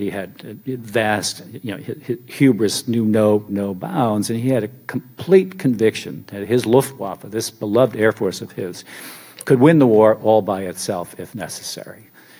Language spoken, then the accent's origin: English; United States; maybe this is my advantage as an American who's venturing into these waters